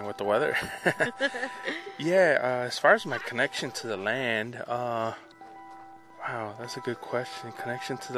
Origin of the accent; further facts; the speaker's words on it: Chicago, Illinois, United States; moved away as an adult; also born or lived in Mexico City, Mexico; now in Tucson, United States; I was born in Mexico City, raised in Chicago, and I've been in Tucson for about 12 years